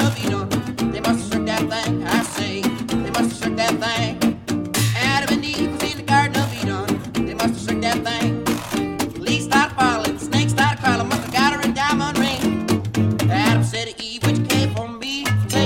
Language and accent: English; Kitchener, Ontario, Canada; now in Hamilton, Canada; I'm from Kitchener